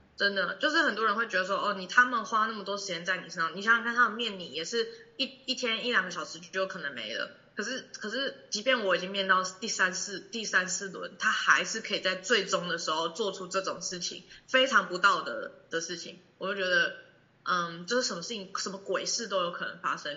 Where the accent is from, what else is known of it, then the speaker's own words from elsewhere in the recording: Taiwan; 我们台湾人